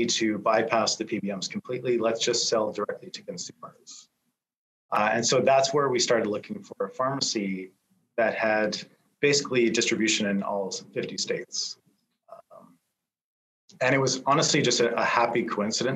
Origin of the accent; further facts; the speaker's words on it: Canada; as a Canadian